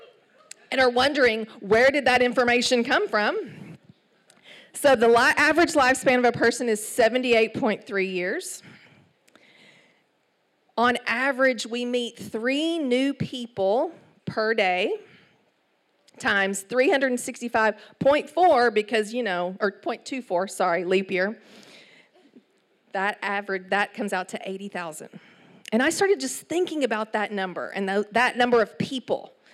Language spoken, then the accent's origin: English; Palestine, Texas, United States; accent: East Texas; moved away as an adult; also born or lived in New York City; So I was born and raised in Palestine, Texas, 18,000 people